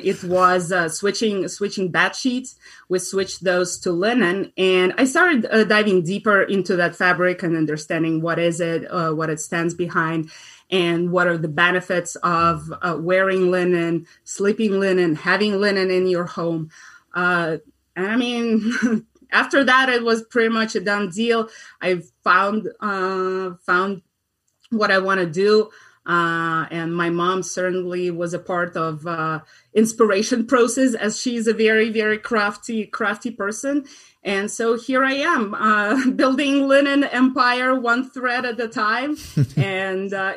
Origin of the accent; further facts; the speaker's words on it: Russia; moved away as an adult; now in United States; I am an immigrant. I'm originally from Russia